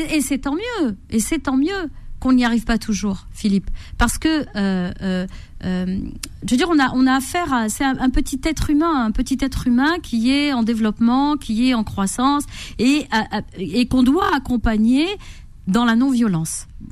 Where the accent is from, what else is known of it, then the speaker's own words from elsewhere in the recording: Corsica, France; moved away; also born or lived in Morocco; J'ai grandi en Corse